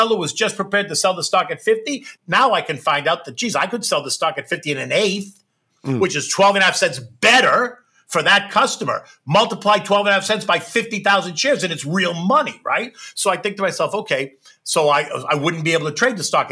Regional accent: United States; as an American, even as an American that had my own business on the floor of the exchange

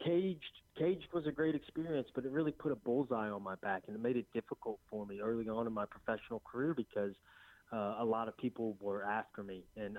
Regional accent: Shreveport, Louisiana, United States; I just started from a little small town. Well, I'm from Shreveport, Louisiana.

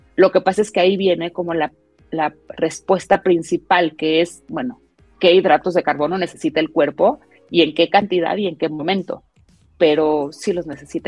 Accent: Mexico; como mexicanos

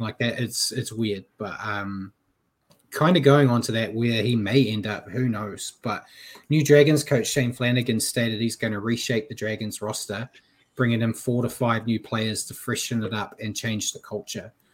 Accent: New Zealand; I'm a Kiwi

